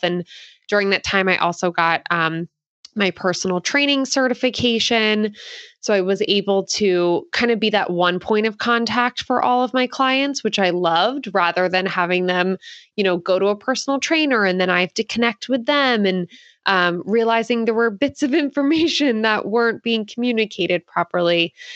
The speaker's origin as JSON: {"language": "English", "town": "Philadelphia", "region": "Pennsylvania", "country": "United States", "moved": "yes", "lives_now": "Santa Cruz, United States", "said": "I currently live in Santa Cruz, California, but, um, I am from Philadelphia"}